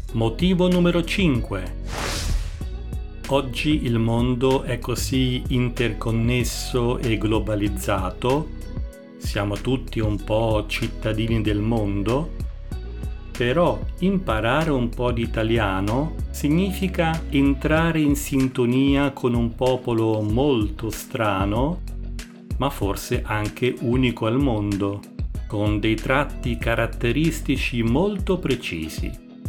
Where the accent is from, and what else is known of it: Italy